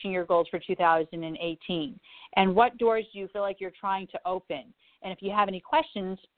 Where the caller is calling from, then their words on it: New York, United States; From New York.